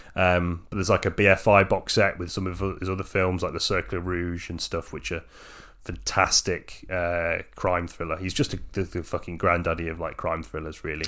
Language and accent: English; England, United Kingdom; I'm just English